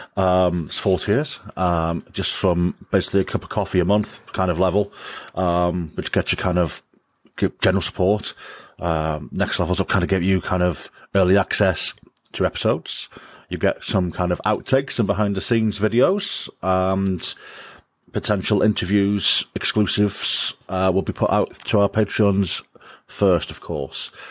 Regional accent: Wrexham, Wales, United Kingdom; now in Shotton, United Kingdom; I'm from, I'm from, I'm from Wrexham. I'm a, I'm a Wrexham lad.

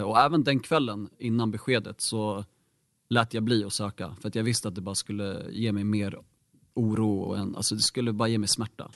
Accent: Bro, Stockholm County, Sweden; jag är faktiskt född och uppvuxen här i Bro, har bott här hela livet

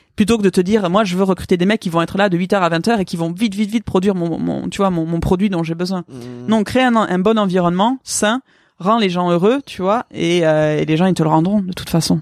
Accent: Pau, Nouvelle-Aquitaine, France; also born or lived in Vancouver; j'ai grandi à Pau

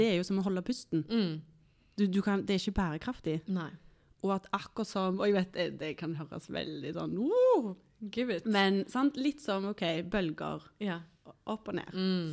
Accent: Tananger, Rogaland, Norway; moved away as an adult; also born or lived in Stavanger / Oslo; så er jeg jo fra Stavanger, eller mm. egentlig et sted som heter Tananger, mm. som ikke så mange kjenner til

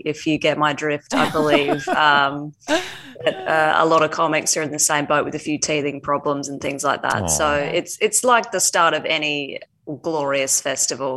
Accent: regional Western Australia, Australia; moved away as an adult; also born or lived in United Kingdom; I moved over to the UK at the age of 18 on a one-way ticket to live an exceptional life, which I did do. I spent 11 years there and loved it, and fled home in a panic at the start of 2020, and thought that maybe I would be hanging out in my hometown in regional WA

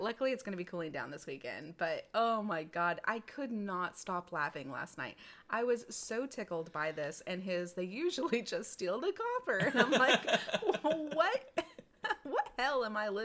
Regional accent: Texas, United States; moved away as an adult; now in North Carolina, United States; us being from Texas, where we are hot babies

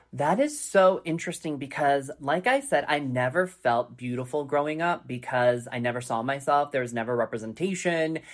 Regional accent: Colorado Springs, Colorado, United States; growing up in Colorado Springs, Colorado, in a predominantly white culture

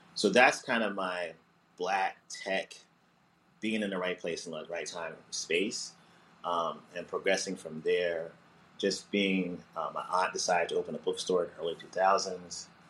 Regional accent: New Jersey, United States; also born or lived in Montclair, New Jersey / Orange, New Jersey / East Orange, New Jersey / Newark, New Jersey; I grew up in Jersey. I uh, was born in uh, Montclair, uh, New Jersey, and then uh, we lived in Orange and East Orange and then um, I went to high school in Newark

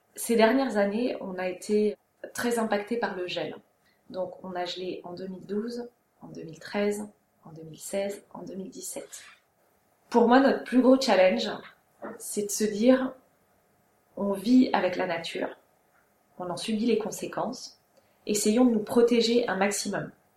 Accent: Strasbourg, Grand Est, France; moved away as an adult; also born or lived in Germany / Reims; now in Amboise, France; J'ai grandi en Alsace, à Strasbourg. J'ai habité en Allemagne, j'ai passé mon bac là-bas

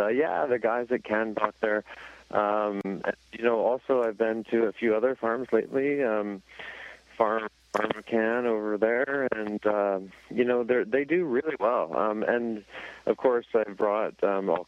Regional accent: Canada; as a Canadian

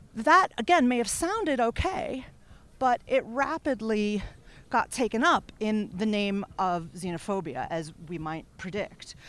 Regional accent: United States; now in United Kingdom; I'm American

